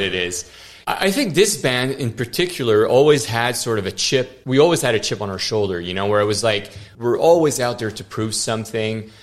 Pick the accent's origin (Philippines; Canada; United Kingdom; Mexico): Canada; Montreal, Quebec; born or raised there; first language French; English is a second language